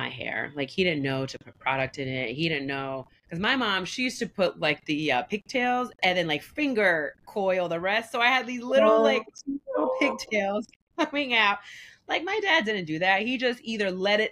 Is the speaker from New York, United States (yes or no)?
yes; small town north of the Bronx, New York, United States; also born or lived in Staten Island, New York; I grew up in a very predominantly white small town. I was born in Staten Island. My mom's from DR. My dad is white. Parents divorced. My dad actually stayed. He moved to the Bronx. And my mom moved up north, like a hour or so away from the Bronx